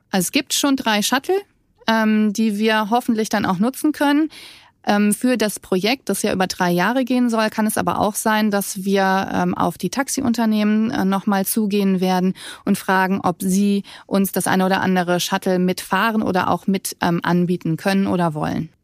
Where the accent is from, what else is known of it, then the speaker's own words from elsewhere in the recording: Germany; now in Rhenish lignite mining area, Germany; Ich komme eigentlich aus dem Westerwald